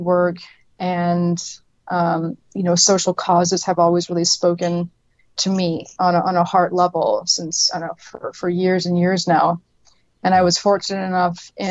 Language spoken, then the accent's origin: English; Canada; moved away as an adult; also born or lived in Atlanta, United States; Canada, which is where I'm from. I was born and raised in Canada.